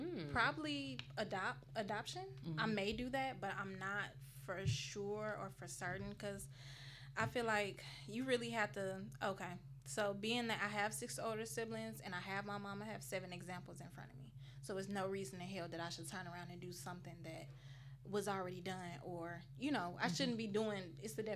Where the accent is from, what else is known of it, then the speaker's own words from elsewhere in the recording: Chicago, Illinois, United States; moved away as an adult; I'm from Chicago, Illinois. I've been down here for a few years.